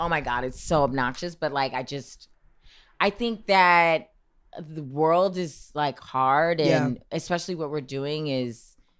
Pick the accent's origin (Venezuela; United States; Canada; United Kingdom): United States; Salt Lake City, Utah; I was born and raised in Salt Lake City, Utah. Mm. I'm not a Mormon, though. Don't worry.